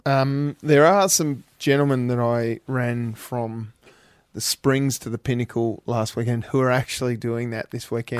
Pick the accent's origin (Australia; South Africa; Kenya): Australia; Burnie, Tasmania; now in Hobart, Australia; I'm from Burnie